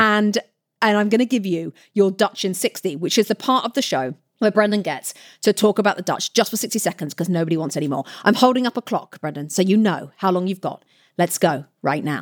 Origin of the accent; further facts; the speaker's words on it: United Kingdom; now in United States; I'm from Great Britain